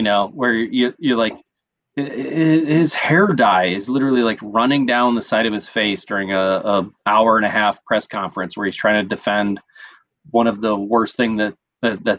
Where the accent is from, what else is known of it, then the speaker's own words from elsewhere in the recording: Quincy, Illinois, United States; moved away; I'm in Quincy, Illinois